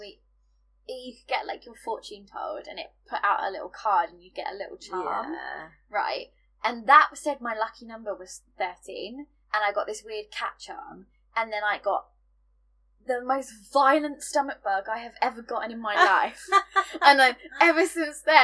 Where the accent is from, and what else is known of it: United Kingdom